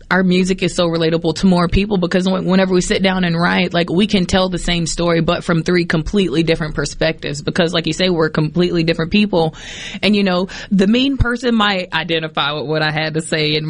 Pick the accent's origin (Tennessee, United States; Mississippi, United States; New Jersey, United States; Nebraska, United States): Mississippi, United States; Poplarville; moved away; also born or lived in New Orleans; We grew up singing gospel in church, but we grew up in Poplarville, Mississippi.